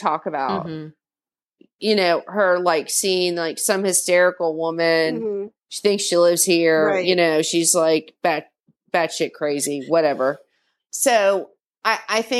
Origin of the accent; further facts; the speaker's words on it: the South, United States; I'm from the South